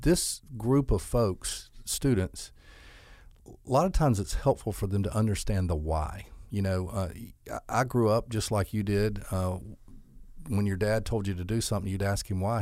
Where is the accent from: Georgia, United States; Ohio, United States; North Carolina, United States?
Georgia, United States; Albany; I'm from Albany. I grew up here, um, graduated from Westover High School